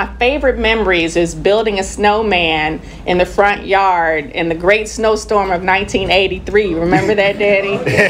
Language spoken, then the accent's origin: English; St. Louis, Missouri, United States; I had wonderful memories of growing up in Walnut Park. I used to walk up and down West Florissant all the time to go to school at Herzog.